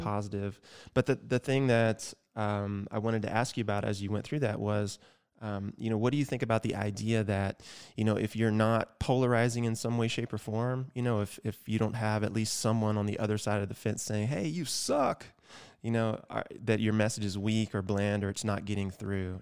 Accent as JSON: {"language": "English", "region": "Georgia", "country": "United States", "tie": "born or raised there", "said": "my home state, Georgia"}